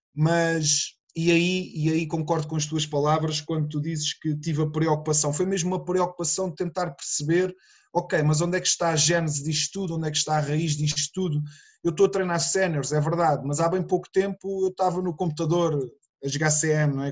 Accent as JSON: {"language": "Portuguese", "town": "Sesimbra", "region": "Setúbal", "country": "Portugal", "said": "eu sou de Sesimbra, uma pequena, uma pequena vila"}